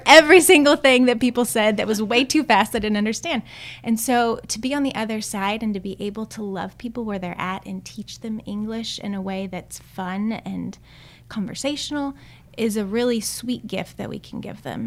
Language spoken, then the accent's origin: English; Austin, Texas, United States; moved away as an adult; also born or lived in Chile; I'm originally from Austin, Texas, born and raised